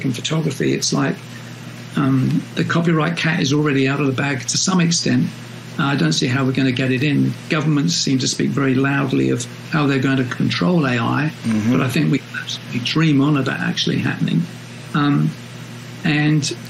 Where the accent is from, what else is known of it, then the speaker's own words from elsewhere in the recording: London, United Kingdom; as a Londoner